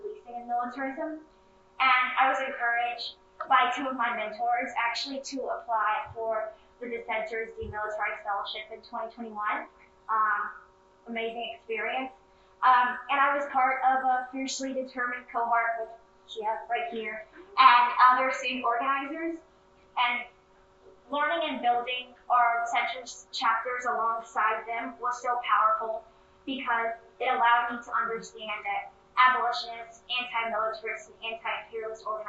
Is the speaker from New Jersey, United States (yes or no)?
no; Houston, Texas, United States; moved away as an adult; also born or lived in Evanston, Illinois; I'm from Houston, Texas, and I'm from a city that is heavily surveilled and policed